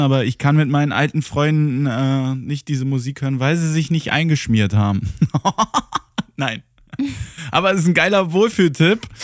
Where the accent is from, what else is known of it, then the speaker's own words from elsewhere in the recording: Germany; als Deutscher